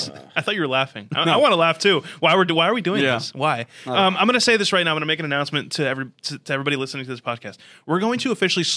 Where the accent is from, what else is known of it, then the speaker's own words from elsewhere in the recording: New Jersey, United States; And I'm from Jersey.